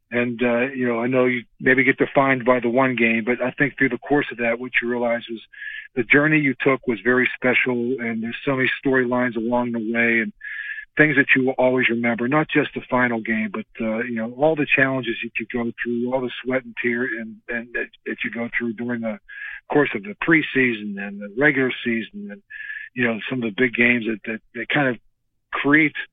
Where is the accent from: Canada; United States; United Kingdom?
United States; Western Pennsylvania; growing up in Western Pennsylvania